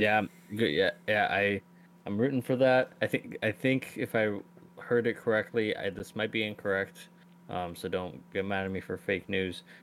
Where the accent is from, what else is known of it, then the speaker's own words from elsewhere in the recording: Iran; my home country, Iran